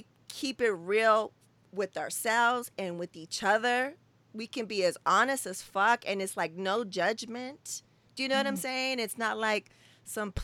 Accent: West Coast, United States; we're from the West Coast

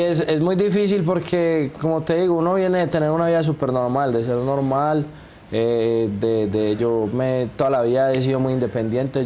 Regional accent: Colombia; moved away as an adult; now in Mexico; para uno como colombiano venir acá a México y sonar aquí en México, yo que ya llevo pues tres añitos

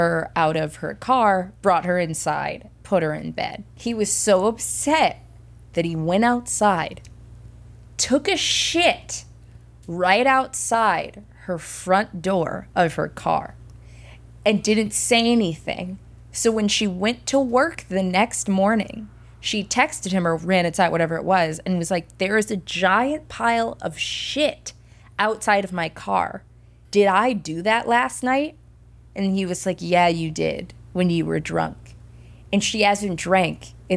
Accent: Midwest, United States; we grew up in the Midwest

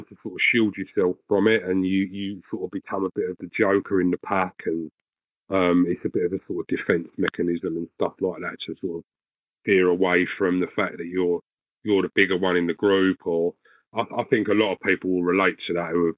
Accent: Essex, East of England, United Kingdom; now in Swanley, United Kingdom; I'm currently living in Swanley, Kent. I'm originally from Essex

